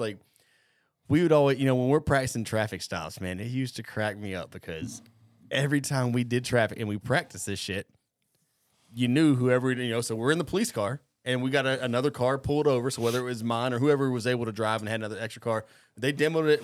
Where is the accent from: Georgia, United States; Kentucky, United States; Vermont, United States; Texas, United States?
Georgia, United States; Cobb County; I grew up growing up in Cobb County